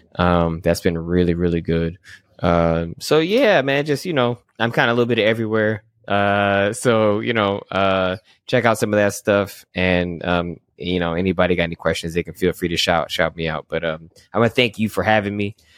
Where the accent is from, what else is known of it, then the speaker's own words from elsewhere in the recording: Michigan, United States; I grew up in Michigan